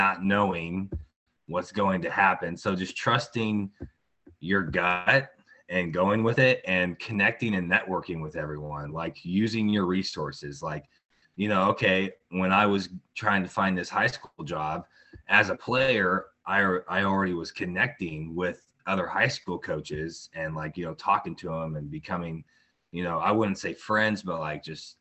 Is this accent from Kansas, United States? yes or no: yes; Tonganoxie, Kansas, United States; I grew up in Tonganoxie, Kansas, and been here my whole life